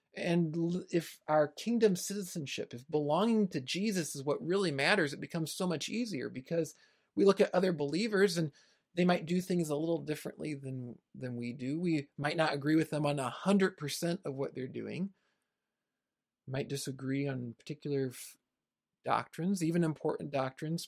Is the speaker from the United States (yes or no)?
yes; United States; my own country here in the United States